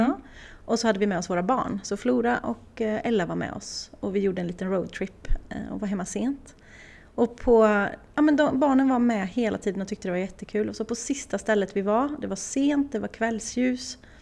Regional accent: Åmål, Västra Götaland, Sweden; moved away as an adult; ända tills jag flyttade ifrån Åmål

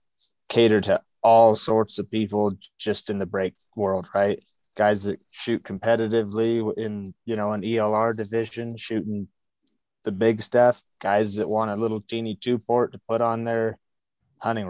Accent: Southeast Idaho, United States; I'm born and raised in Southeast Idaho

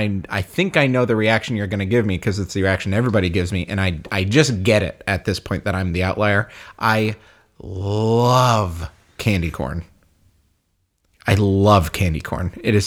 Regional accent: United States; I'm American. I'm a little boy.

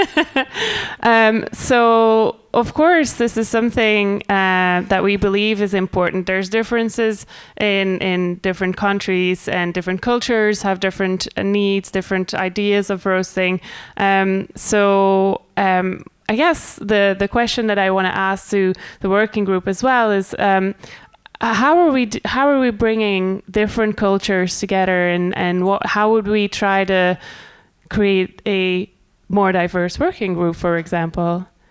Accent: Scotland, United Kingdom; I'm Scottish

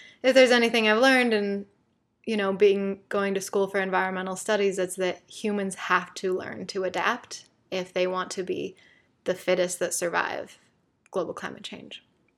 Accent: Salt Lake City, Utah, United States; and I grew up on the East Bench of Salt Lake City.

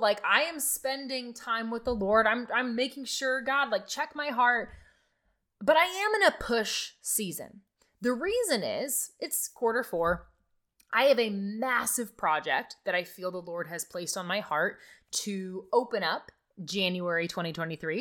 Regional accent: Nebraska, United States; I'm from Nebraska, okay? There's lots of farming happening around me

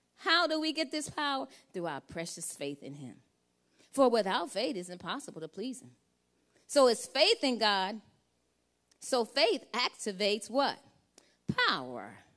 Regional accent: Louisiana, United States; I'm from Louisiana

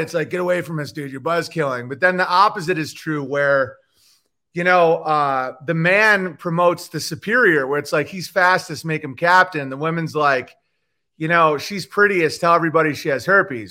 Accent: Oswego, New York, United States; moved away; also born or lived in Los Angeles; I'm from Oswego, New York

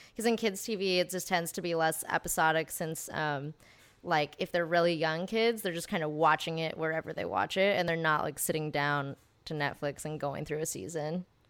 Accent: Texas, United States; moved away as an adult; also born or lived in Santa Barbara, California; now in Los Angeles, United States; I was raised in Texas. Um, and then I moved out here to go to U C Santa Barbara

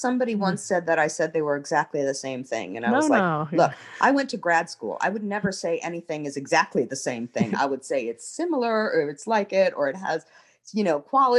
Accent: Ireland; I'm an Irish person and I'm worshiping this way

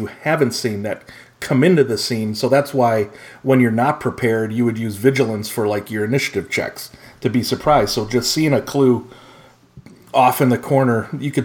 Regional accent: United States; as an American

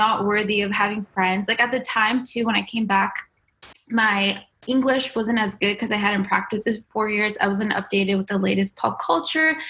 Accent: United States; born or raised there; also born or lived in Iran

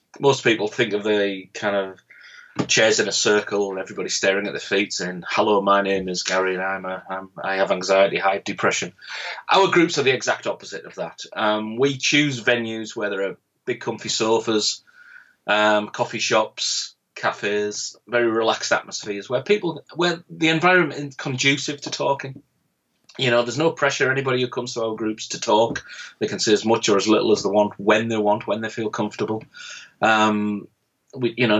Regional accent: Middlesbrough, North East England, United Kingdom; It's a town called Middlesbrough, and we were 152 out of 152 on the national suicide. And that's my hometown

